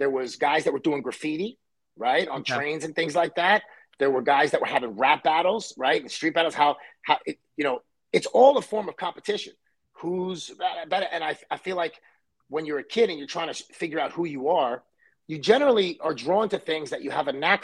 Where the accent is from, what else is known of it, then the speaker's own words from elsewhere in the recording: New York City, New York, United States; I grew up in Brooklyn, New York, and I was born in Coney Island.